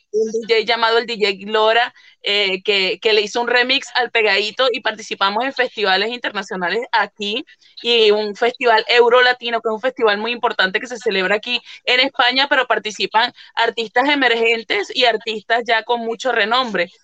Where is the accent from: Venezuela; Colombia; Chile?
Venezuela; moved away as an adult; now in Italy; soy venezolana, pero estoy desde hace seis años aproximadamente viviendo aquí en Italia